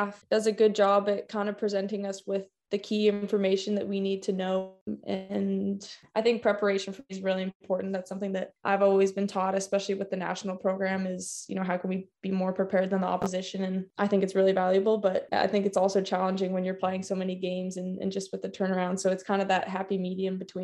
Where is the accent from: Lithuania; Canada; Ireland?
Canada; also born or lived in California, United States; now in London, United Kingdom; growing up in Canada